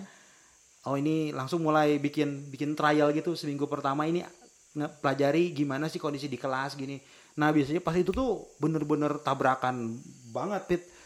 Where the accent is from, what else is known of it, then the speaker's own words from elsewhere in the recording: Tasikmalaya, West Java, Indonesia; accent: Sundanese; saya lahir di Tasik Malaya